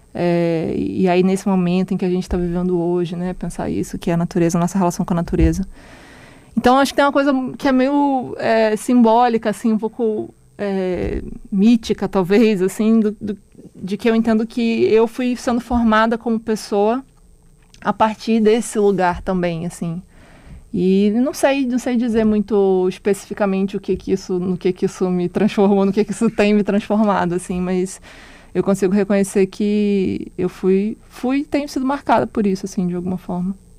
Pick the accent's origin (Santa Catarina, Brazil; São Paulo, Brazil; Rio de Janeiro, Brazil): Rio de Janeiro, Brazil; Araruama; also born or lived in Manaus, Amazonas; eu saí de Manaus muito nova, né? Eu, eu, nasci lá, mas eu cresci no interior do Rio de Janeiro, na cidade chamada Araruama